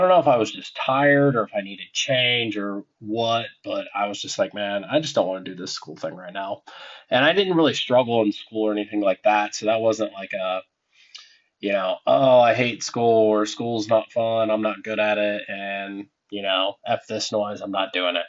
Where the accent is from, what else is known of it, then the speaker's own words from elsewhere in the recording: Meigs County, southeastern Ohio, United States; also born or lived in Point Pleasant, West Virginia; I grew up in a small farm town in Ohio along the Ohio River. It's down in southeastern Ohio specifically. Meigs County.